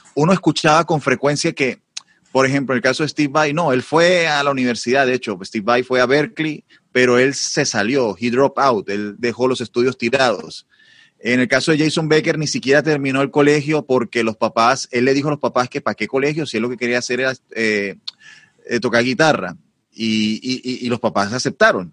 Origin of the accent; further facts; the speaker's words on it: Barranquilla, Atlántico, Colombia; also born or lived in Madrid, Spain; soy barranquillero, una ciudad de las más importantes de Colombia